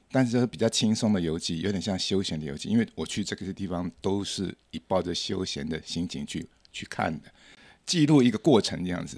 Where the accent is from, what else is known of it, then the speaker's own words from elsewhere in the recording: Taipei, Taiwan; also born or lived in France; 我的老家，我出生的地方就是现在大安高工旁边